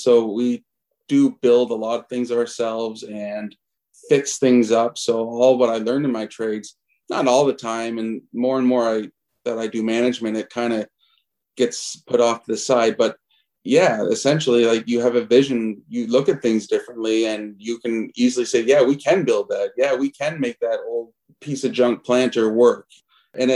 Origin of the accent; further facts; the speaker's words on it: Alliston, Ontario, Canada; I grew up in Alliston for the most part. So my story is, grew up in rural central Ontario